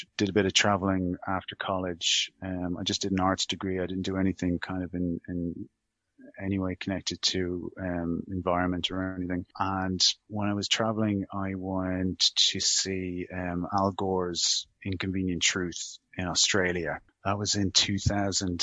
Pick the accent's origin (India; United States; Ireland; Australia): Ireland; Dublin, Leinster; I grew up in a very well-heeled area of Dublin, Rathgar.